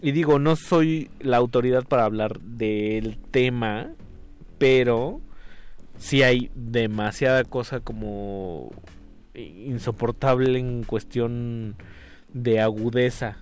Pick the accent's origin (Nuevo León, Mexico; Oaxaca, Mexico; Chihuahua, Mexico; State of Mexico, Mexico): State of Mexico, Mexico; Ecatepec; a mí me encanta de donde soy, que es de Catepec